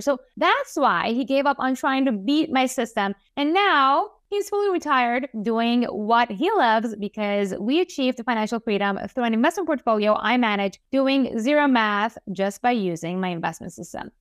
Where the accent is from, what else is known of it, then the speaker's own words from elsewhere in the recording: Iran; I was born and raised in Iran to a Jewish family